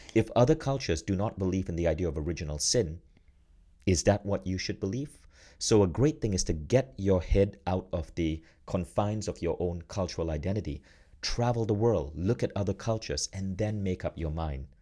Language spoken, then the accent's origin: English; Malaysia; moved away as an adult; also born or lived in United States; now in Estonia; I grew up in Malaysia, and I've now left Malaysia. I now live in Estonia.